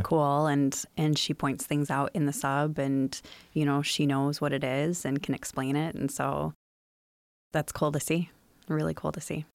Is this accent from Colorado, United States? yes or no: no; Chicago, Illinois, United States; moved away as an adult; now in Muskegon, United States; I grew up in the Chicagoland area